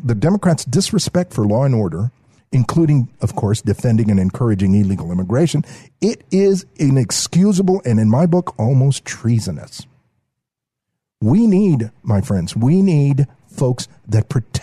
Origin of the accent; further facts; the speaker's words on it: San Antonio, Texas, United States; as an American of Mexican descent who grew up here in San Antonio, you know, on the south side of San Antonio